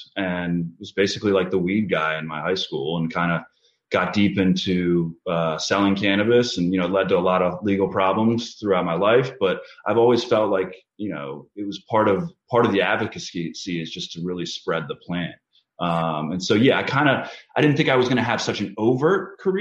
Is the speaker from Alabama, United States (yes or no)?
no; Chevy Chase, Maryland, United States; I grew up in Chevy Chase, Maryland from about the age of 12